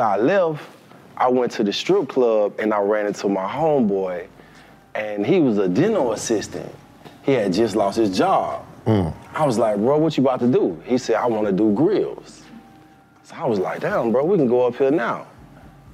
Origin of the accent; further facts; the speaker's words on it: Atlanta, Georgia, United States; also born or lived in Los Angeles, United States; I'm from Atlanta, Georgia, from the east side. Marlboro, Lithonia. You know, I grew up and I stayed on Glenwood for a minute